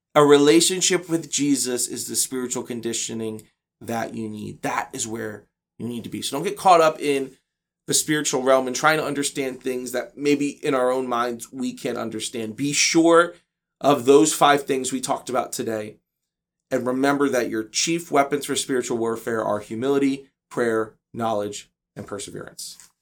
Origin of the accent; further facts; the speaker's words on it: United States; as American Christians